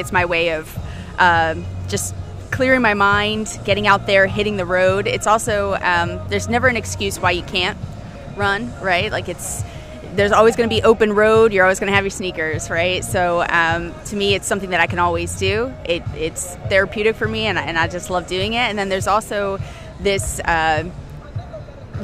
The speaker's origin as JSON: {"language": "English", "town": "New Haven", "region": "Connecticut", "country": "United States", "moved": "as an adult", "lives_now": "New Orleans, United States", "said": "Originally, I am from New Haven, Connecticut, but I've been in New Orleans for about 2 years now"}